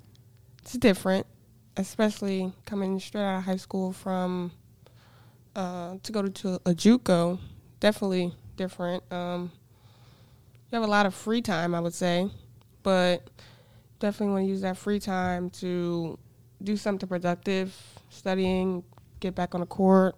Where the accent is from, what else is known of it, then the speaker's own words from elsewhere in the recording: Jersey City, New Jersey, United States; moved away as an adult; Grew up in Jersey City, New Jersey